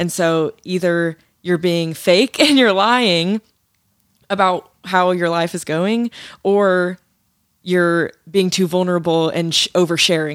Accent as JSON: {"language": "English", "town": "Hendersonville", "region": "Tennessee", "country": "United States", "moved": "as an adult", "lives_now": "Jackson, United States", "said": "I'm from Hendersonville, Tennessee, which is just, like, twenty minutes north of Nashville."}